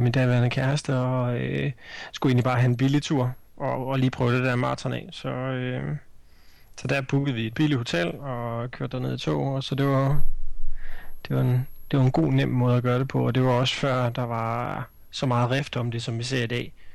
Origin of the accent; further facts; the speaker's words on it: Denmark